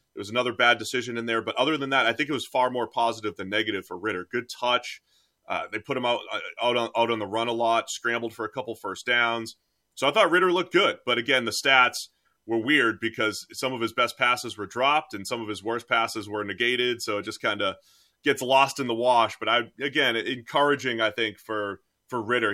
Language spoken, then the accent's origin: English; New England, United States; I am from New England